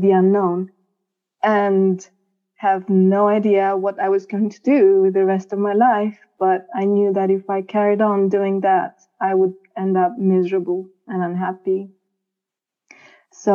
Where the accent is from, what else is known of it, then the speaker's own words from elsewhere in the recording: Romania; moved away as an adult; now in London, United Kingdom; I came here to London from my home country, Romania.